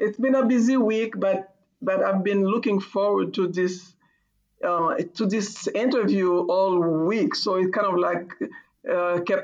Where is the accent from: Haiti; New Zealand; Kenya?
Haiti; also born or lived in Boston; now in United States; I'm from Haiti and I didn't grow up with fall